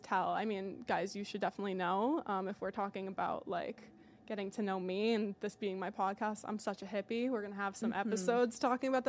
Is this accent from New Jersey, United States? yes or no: no; Rhode Island, United States; moved away as an adult; also born or lived in Connecticut; now in Boston, United States; I was born in Rhode Island and raised there for a couple years. We moved to Connecticut, and then I don't like to say I'm from Connecticut because I'm not